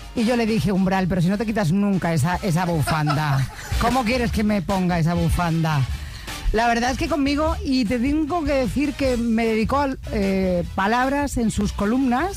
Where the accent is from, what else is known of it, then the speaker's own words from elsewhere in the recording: Extremadura, Spain; moved away; also born or lived in Barcelona; los 16 años en mi tierra, en Extremadura, en la cadena Ser